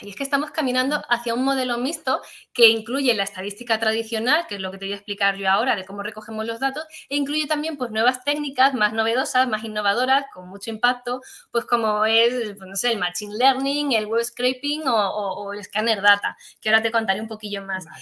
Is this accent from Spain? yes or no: yes; Granada, Andalusia, Spain; moved away; me vine a Granada, que es de donde yo procedo